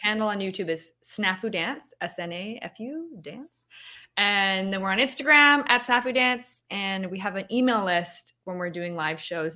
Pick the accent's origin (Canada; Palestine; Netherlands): Canada; moved away; I'm Canadian